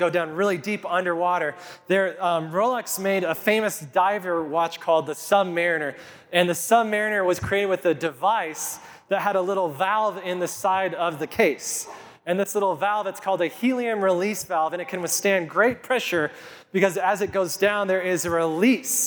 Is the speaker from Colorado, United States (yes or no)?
yes; Kit Carson, Colorado, United States; When I was just 4 or 5 years old, growing up in Kit Carson, my parents lived in these apartments for low-income housing